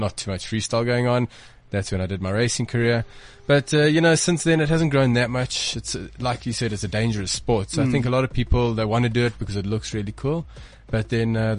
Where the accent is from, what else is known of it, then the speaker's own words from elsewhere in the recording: Johannesburg, Gauteng, South Africa; I come from Johannesburg